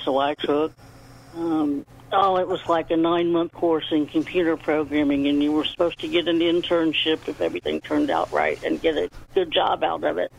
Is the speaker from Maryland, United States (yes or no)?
no; Beech Grove, Indiana, United States; I was born in a little town called Beech Grove, Indiana